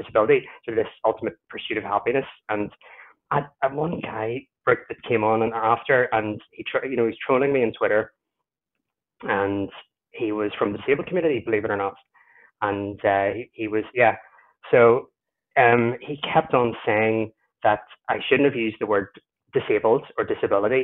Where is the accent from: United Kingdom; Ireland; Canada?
Ireland; I'm Irish